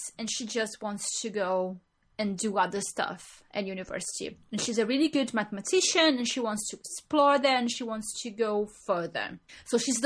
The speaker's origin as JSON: {"language": "English", "country": "Brazil", "moved": "as an adult", "lives_now": "England", "said": "we are from Brazil, and we come to England"}